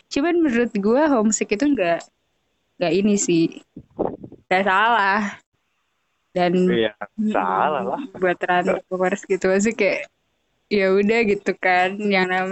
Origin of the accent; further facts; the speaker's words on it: Central Java, Indonesia; accent: Ngapak; karena gue tuh Jawa cuman bukan